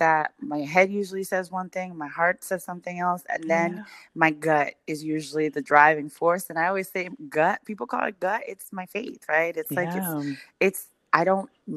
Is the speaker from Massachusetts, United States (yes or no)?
no; West New York, New Jersey, United States; moved away as an adult; now in Mansfield, United States; Born in New York, raised in West New York, ooh, New Jersey, and currently living in Mansfield, Texas.